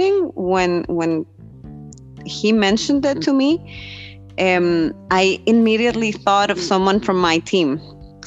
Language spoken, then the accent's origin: English; Costa Rica; moved away as an adult; now in Berlin, Germany; I'm from Costa Rica.